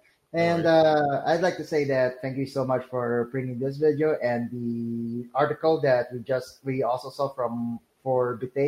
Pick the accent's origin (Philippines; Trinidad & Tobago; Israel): Philippines; I'm from the Philippines.